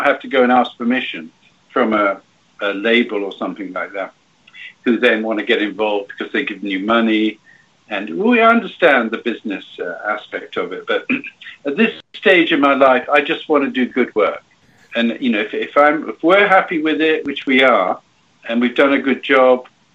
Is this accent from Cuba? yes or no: yes; Cuba; moved away; I was brought up in Cuba during the revolution and after for a bit